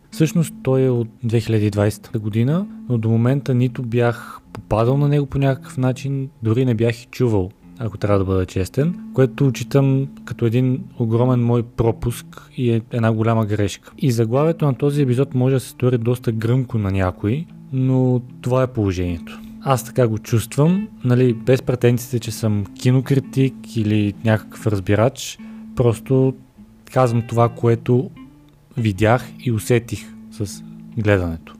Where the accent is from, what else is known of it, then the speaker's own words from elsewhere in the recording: Bulgaria; като българин